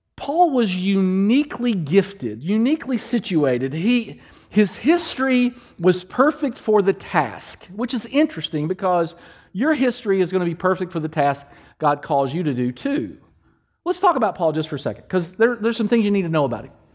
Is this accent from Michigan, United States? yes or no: no; Danville, Kentucky, United States; moved away; in Kentucky, back in Kentucky, my hometown, in Danville, Kentucky, I'm, I'm Lawrence and Carolyn …'s boy